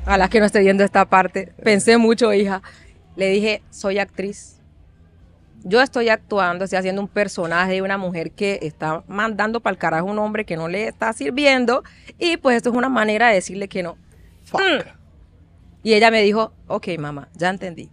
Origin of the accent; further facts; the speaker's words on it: Chocó, Colombia; soy colombiana, soy afro y reconozco mi descendencia africana en mi historia, nos criaron así en el Chocó